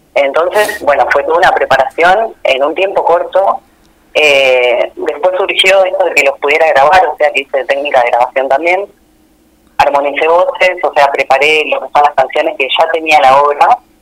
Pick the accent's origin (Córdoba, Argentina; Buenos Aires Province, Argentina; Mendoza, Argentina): Buenos Aires Province, Argentina; General Villegas; now in Buenos Aires, Argentina; yo no nací ahí, ¿no? Pero yo siento y digo que soy de ahí